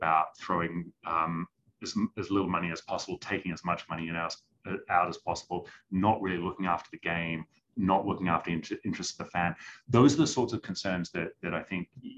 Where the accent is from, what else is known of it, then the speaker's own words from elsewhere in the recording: New Zealand; moved away; I'm originally from New Zealand